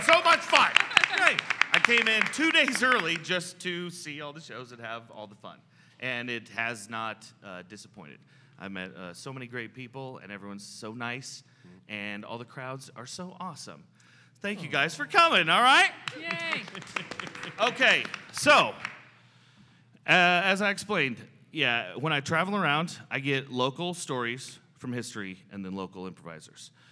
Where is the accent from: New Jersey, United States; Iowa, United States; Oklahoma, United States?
Iowa, United States; Des Moines; I'm from Des Moines, Iowa.